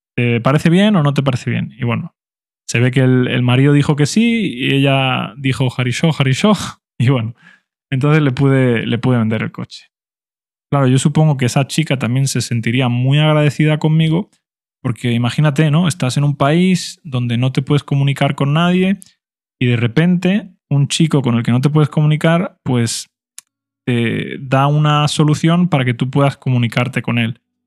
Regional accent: Spain; first language Spanish; todos los demás hablábamos español porque éramos españoles

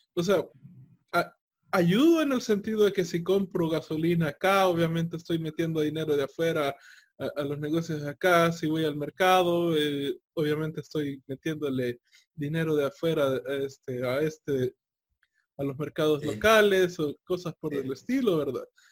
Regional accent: El Salvador; los precios que yo tenía en El Salvador

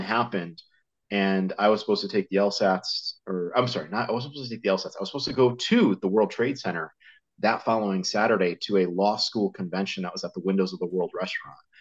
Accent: Connecticut, United States; I grew up in Connecticut, uh, in the states

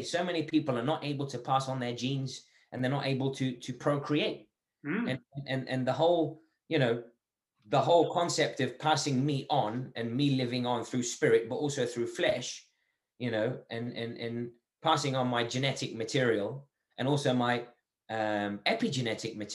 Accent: Algeria; now in England; I'm from Algeria.

